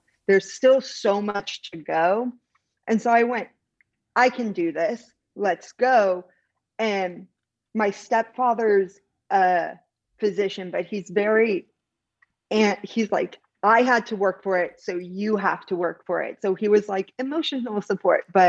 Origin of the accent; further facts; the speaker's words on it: Central Valley, California, United States; I'm from the Central Valley where it's an extremely underrepresented area